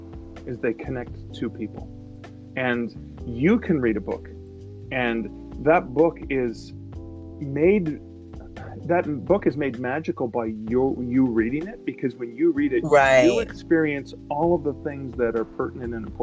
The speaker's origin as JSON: {"language": "English", "country": "Canada", "said": "I'm a Canadian"}